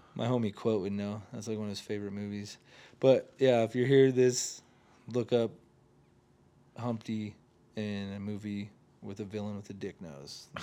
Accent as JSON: {"language": "English", "region": "Oregon", "country": "United States", "said": "I'm from Oregon"}